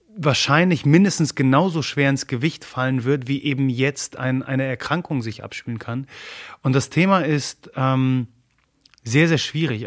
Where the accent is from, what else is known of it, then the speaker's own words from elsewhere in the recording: Germany; first language Polish; German is a second language; also born or lived in Gdynia, Poland (parents' origin); obwohl ich sogar in Deutschland geboren bin, als, als Pole.